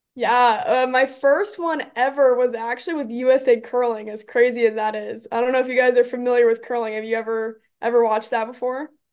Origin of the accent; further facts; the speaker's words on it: Omaha, Nebraska, United States; growing up in Omaha as a Creighton basketball fan